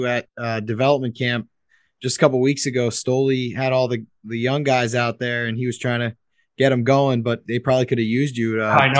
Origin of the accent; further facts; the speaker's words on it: New York, United States; now in Southern California, United States; I'm from New York